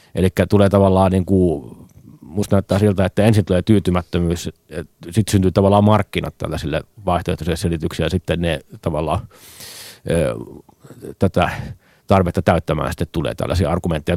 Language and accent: Finnish; Nastola, Päijät-Häme, Finland; mä oon Nastolasta